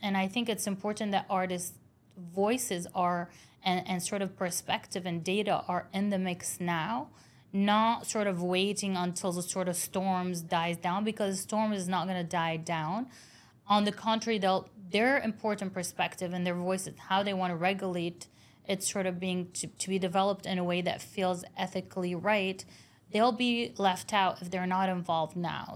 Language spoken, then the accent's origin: English; Beirut, Beirut Governorate, Lebanon; I grew up in Beirut